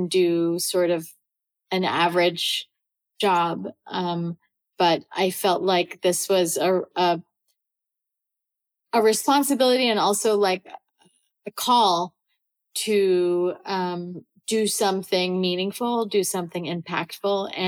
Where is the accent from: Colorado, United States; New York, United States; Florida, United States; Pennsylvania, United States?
New York, United States; New York City; also born or lived in Salvador da Bahia, Brazil / Cambridge, Massachusetts; I was born and raised in New York.